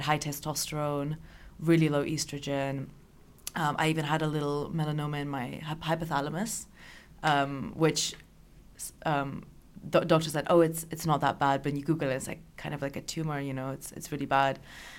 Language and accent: English; Austria; But I grew up in Austria, went to an American school.